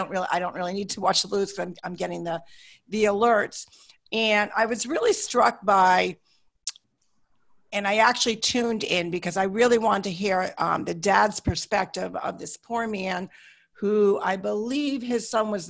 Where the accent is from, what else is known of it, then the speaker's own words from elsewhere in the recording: Hartford, Connecticut, United States; I grew up in Hartford, Connecticut.